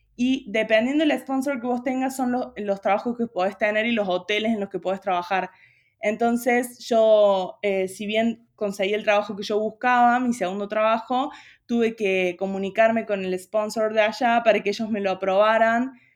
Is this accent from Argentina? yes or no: yes; Río Cuarto, Córdoba, Argentina; moved away as an adult; now in Buenos Aires, Argentina; Yo soy de Río Cuarto, de Córdoba, pero ya hace cuatro años que estoy viviendo allá en Buenos Aires